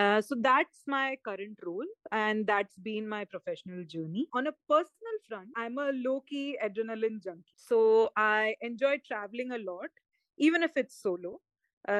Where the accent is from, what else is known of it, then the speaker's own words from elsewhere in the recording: Vadodara, Gujarat, India; moved away as an adult; also born or lived in Chennai / Pune / Bangalore / Mumbai; now in Sierra Leone; I was born and raised in Vadodara, Gujarat, which is where I finished my schooling K through 12.